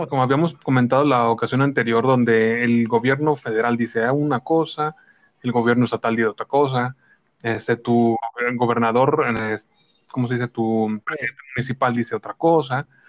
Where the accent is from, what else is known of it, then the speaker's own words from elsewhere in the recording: Mexico; somos mexicanos